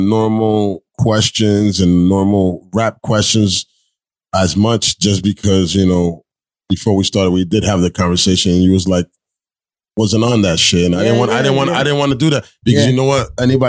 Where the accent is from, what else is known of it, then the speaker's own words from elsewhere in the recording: United States; I'm from America. I don't have an accent, man